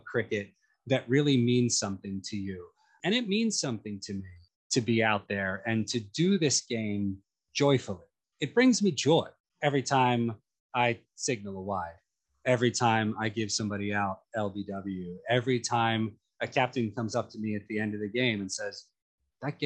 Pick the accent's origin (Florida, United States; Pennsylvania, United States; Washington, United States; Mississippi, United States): Pennsylvania, United States; Philadelphia; moved away; also born or lived in New York City; as a young, aggressive man in Philadelphia who loved a bit of hockey